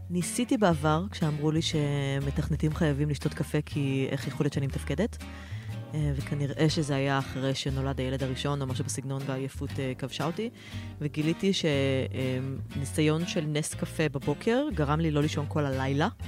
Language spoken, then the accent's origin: Hebrew; Tel Aviv, Tel Aviv District, Israel; אני אה, מתל אביב, עובדת בהייטק במייקרוסופט, אה, שני ילדים.